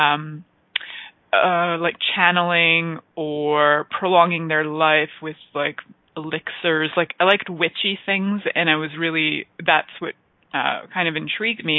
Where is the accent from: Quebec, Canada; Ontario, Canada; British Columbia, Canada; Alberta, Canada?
Ontario, Canada; Toronto; also born or lived in Niagara area; I grew up in Toronto, for the most part.